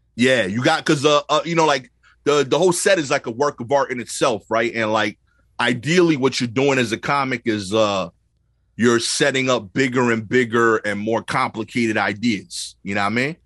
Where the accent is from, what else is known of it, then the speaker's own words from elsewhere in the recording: New York City, New York, United States; growing up in Brooklyn